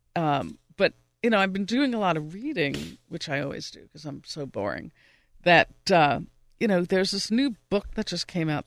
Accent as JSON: {"language": "English", "region": "New York", "country": "United States", "tie": "born or raised there", "moved": "yes", "lives_now": "Pittsburgh, United States", "said": "I'm originally from New York. I haven't lived there in a long time"}